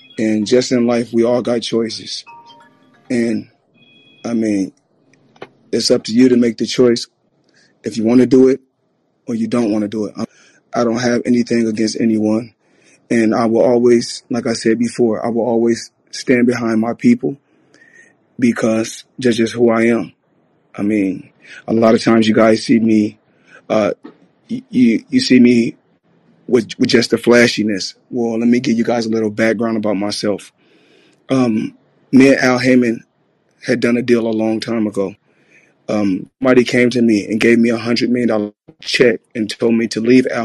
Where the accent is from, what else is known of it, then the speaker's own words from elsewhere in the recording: United States; I was born in America, and we helped build this country.